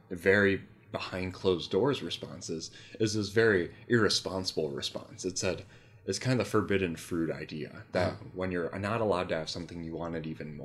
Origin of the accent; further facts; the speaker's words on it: Milwaukee, Wisconsin, United States; I'm from Milwaukee